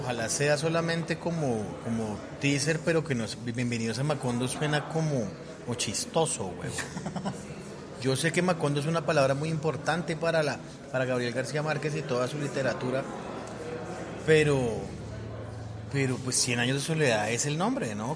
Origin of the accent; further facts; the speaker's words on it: Colombia; Soy un mal colombiano